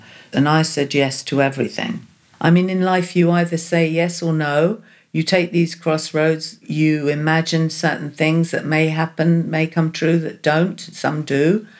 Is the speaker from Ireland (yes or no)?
no; Portsmouth, South East England, United Kingdom; born there; I was born in Portsmouth on the south coast of England. In 1949, I have a vague memory of the greyness, the bomb sites.